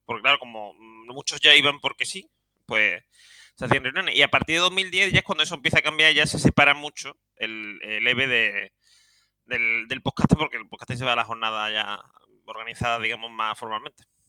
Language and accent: Spanish; Seville, Andalusia, Spain; soy un sevillano